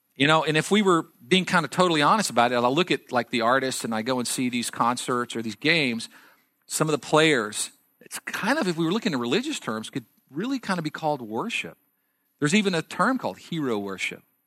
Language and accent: English; Texas, United States; I grew up in Texas, in a small farming and ranching community